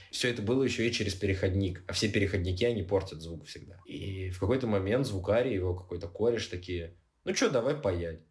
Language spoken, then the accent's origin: Russian; Siberia, Russia; moved away as an adult; also born or lived in Armenia; now in Georgia; я типа из Сибири